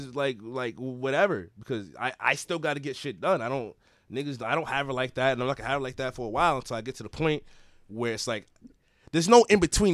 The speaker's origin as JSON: {"language": "English", "town": "Everett", "region": "Massachusetts", "country": "United States", "said": "I'm from Everett, Mass"}